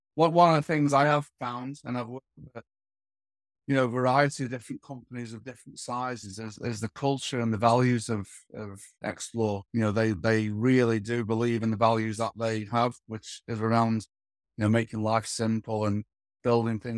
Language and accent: English; Stoke-on-Trent, West Midlands, United Kingdom; I was born in Stoke-on-Trent